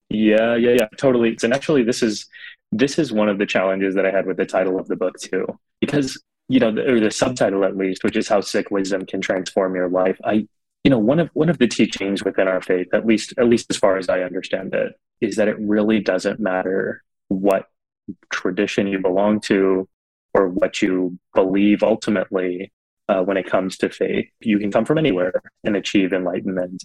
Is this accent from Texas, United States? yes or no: yes; South Texas, United States; growing up in Texas, looking so different.